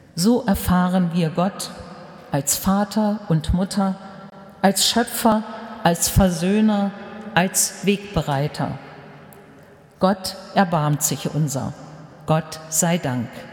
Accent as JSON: {"language": "German", "country": "Germany", "said": "Bei uns in Deutschland"}